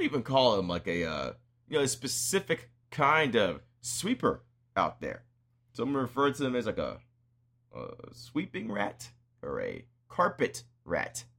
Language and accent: English; United States; I'm an American